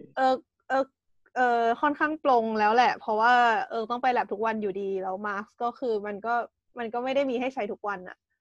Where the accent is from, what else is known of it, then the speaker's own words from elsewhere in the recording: Thailand; now in Japan; สำหรับเราคนไทย